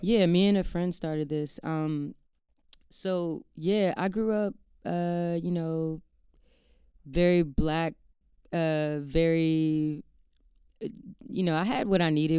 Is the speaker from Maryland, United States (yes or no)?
yes; Maryland, United States; I grew up in Maryland, um, like right outside of D C